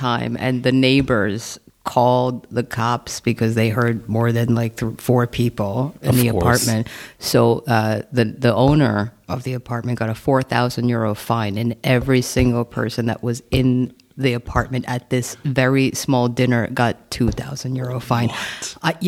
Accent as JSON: {"language": "English", "region": "New York", "country": "United States", "moved": "as an adult", "lives_now": "Berlin, Germany", "said": "I'm from New York, and I've been living in Berlin for about 12 years"}